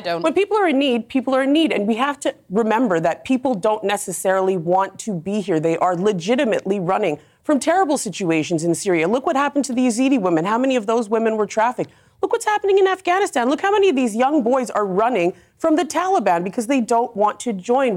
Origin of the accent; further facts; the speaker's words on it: Canada; now in United Kingdom; I came here as a Canadian immigrant